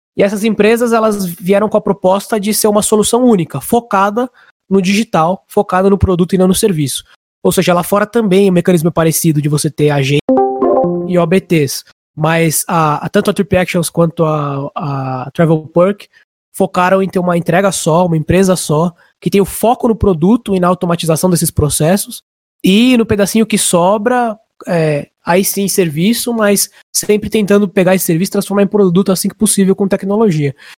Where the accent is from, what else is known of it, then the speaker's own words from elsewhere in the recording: Barueri, São Paulo, Brazil; moro aqui em Alphaville já faz mais ou menos uns 18 anos, então ah, quase quase dois terços aí da minha vida eu já tô aqui em Alphaville faz um bom tempo, meus amigos mais próximos, meus amigos de infância, de colégio, até de faculdade, boa parte ah, é daqui